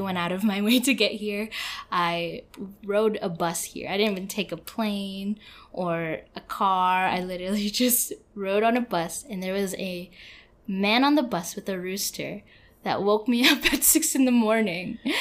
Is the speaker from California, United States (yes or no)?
yes; San Francisco, California, United States; born or raised there; moved away as an adult